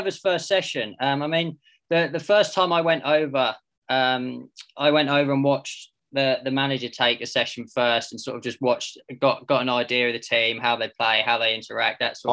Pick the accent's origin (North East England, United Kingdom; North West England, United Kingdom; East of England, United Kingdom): East of England, United Kingdom; Diss; I'm from Diss